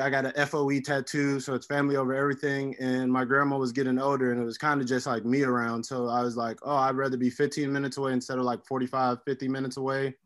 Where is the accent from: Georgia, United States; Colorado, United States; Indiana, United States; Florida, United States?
Florida, United States; Miami; also born or lived in Hialeah / Opelika; born and raised in Miami, Florida